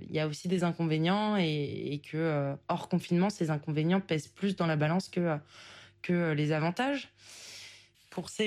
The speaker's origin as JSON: {"language": "French", "area": "Oise, Picardy", "region": "Hauts-de-France", "country": "France", "tie": "born or raised there", "also_born_or_lived": "Paris", "said": "j'ai 27 ans, je suis originaire euh, de l'Oise, donc en Picardie, du sud de l'Oise, qui se trouve à 40 km de Paris. J'ai fait mes études à Paris et à l'issue de mes études, j'ai fait le choix de... retourner habiter en Picardie"}